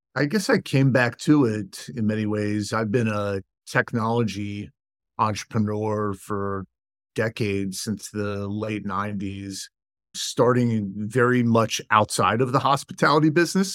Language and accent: English; Washington, District of Columbia, United States; moved away as an adult; also born or lived in Ann Arbor, Michigan; my hometown of Washington, D C